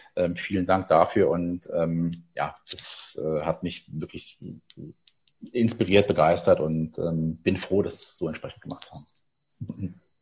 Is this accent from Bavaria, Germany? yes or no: no; Eifel, Rhineland-Palatinate, Germany; moved away as an adult; also born or lived in Koblenz; now in Berlin, Germany; gebürtiger Koblenzer, dann in der schönen, beschaulichen Eifel aufgewachsen